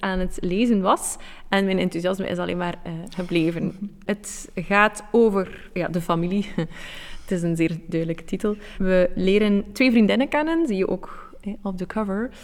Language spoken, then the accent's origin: Dutch; Belgium